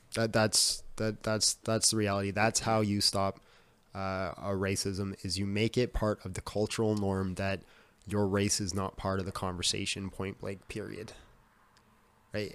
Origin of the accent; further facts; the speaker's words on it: Whitehorse, Yukon, Canada; I grew up in Whitehorse, so it's the capital of the Yukon